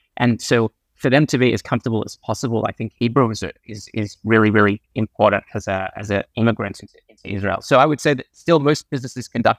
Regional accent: Australia; also born or lived in South Africa; Yeah, so I was actually born in South Africa. I grew up in Australia, and like a lot of people in my community, I found myself in a deep financial services role

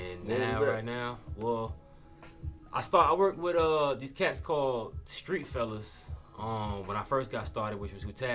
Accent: Virginia Beach, Virginia, United States; I'm from Virginia Beach. You know what I mean? I grew up in the Bayside area

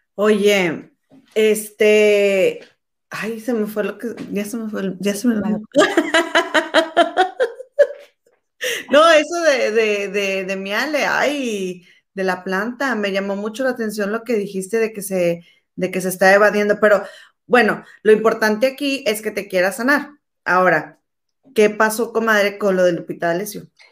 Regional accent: Mexico; somos mexicanas

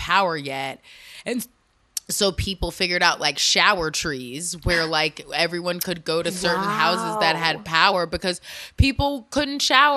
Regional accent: North Florida, United States; moved away; also born or lived in Baltimore, Maryland; I grew up there. We moved there when I was, like, five

